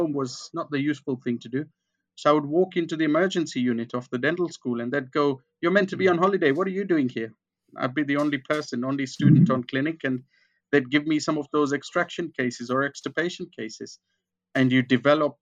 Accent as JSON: {"language": "English", "country": "Kenya", "tie": "born or raised there", "moved": "yes", "said": "I grew up in Kenya"}